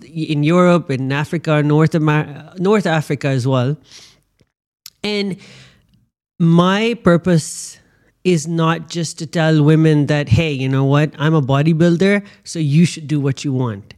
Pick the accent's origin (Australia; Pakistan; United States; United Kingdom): Pakistan; born and bred in Pakistan with a passport from Pakistan